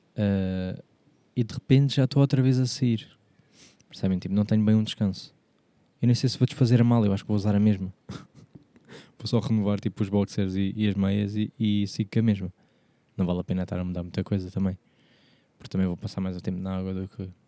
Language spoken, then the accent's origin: Portuguese; Portugal; sou português